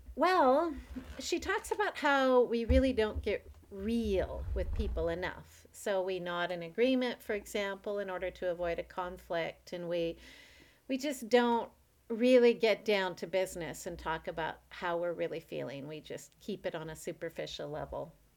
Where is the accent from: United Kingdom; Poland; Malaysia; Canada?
Canada; I'm a Canadian